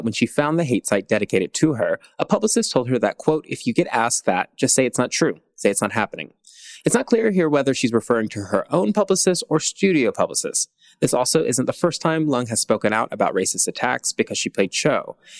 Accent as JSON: {"language": "English", "country": "United States", "tie": "born or raised there", "said": "I am an American by birth"}